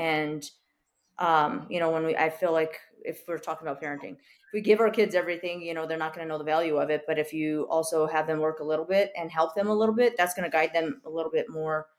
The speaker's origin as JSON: {"language": "English", "town": "New York City", "region": "New York", "country": "United States", "tie": "born or raised there", "said": "growing up on the Lower East Side, you know, like we were kind of just, we were not the highest end, but we were there."}